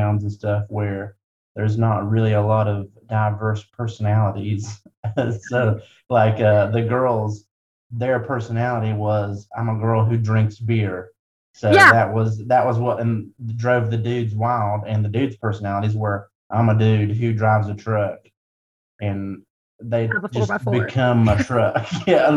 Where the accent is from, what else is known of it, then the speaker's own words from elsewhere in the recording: Wyoming County, West Virginia, United States; I'm from Wyoming County, West Virginia